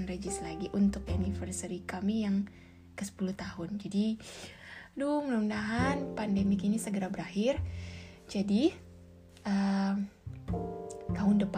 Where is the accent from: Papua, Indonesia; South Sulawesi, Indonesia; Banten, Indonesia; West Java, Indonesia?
South Sulawesi, Indonesia; Makassar; saya akan pulang ke Makassar untuk mengurus e, semua keperluan surat-surat pernikahan saya karena saya asal Makassar, lalu kami akan menikah di Bali dan dengan WNA.